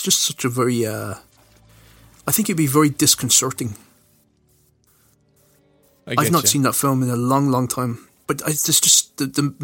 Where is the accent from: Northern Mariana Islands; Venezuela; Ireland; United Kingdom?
Ireland; we're Irish, and there's this sort of ingrained ness with us as people